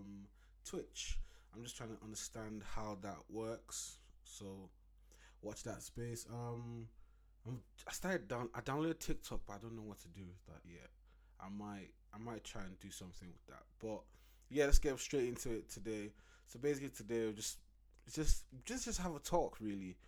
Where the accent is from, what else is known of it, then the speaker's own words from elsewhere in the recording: Nigeria; my home country, Nigeria